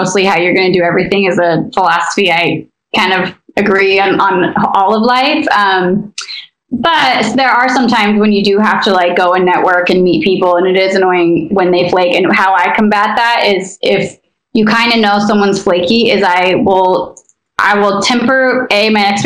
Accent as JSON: {"language": "English", "region": "Idaho", "country": "United States", "moved": "yes", "lives_now": "Los Angeles, United States", "said": "I come from a conservative place. I come from Idaho."}